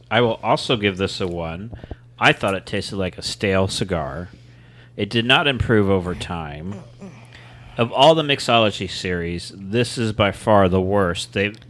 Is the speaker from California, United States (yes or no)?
no; Columbus, Ohio, United States; I'm from Columbus, but pretty soon I get to say I'm from Flavortown.